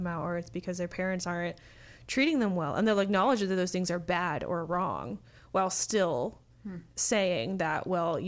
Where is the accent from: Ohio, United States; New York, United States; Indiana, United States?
Indiana, United States; a smaller town in; I am from a smaller town in Indiana that is very conservative and small